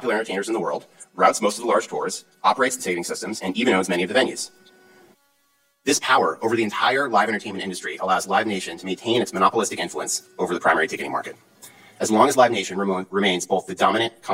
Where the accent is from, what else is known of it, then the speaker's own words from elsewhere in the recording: Cleveland, Ohio, United States; I grew up in Cleveland, Ohio